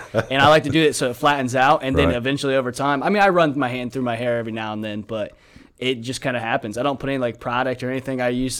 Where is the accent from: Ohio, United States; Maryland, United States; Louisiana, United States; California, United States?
Ohio, United States; Heath; moved away; I'm originally from Heath, Ohio, just outside of Columbus.